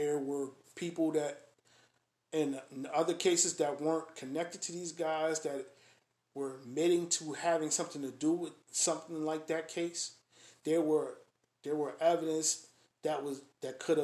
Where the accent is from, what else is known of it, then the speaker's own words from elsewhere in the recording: Springfield, Massachusetts, United States; I grew up in Springfield.